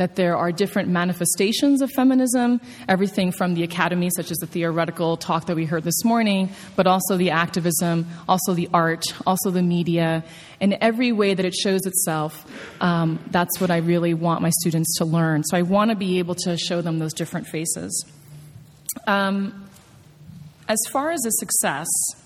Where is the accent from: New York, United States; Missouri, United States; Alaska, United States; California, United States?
New York, United States; I'm a New Yorker